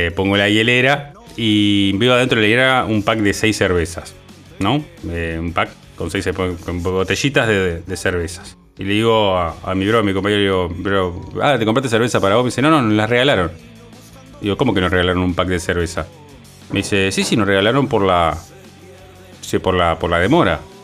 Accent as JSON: {"language": "Spanish", "country": "Uruguay", "said": "mi país, que es Uruguay"}